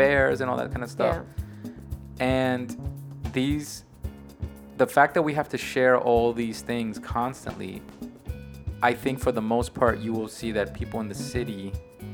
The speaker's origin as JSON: {"language": "English", "region": "New York", "country": "United States", "said": "I'm a New Yorker, we live in New York"}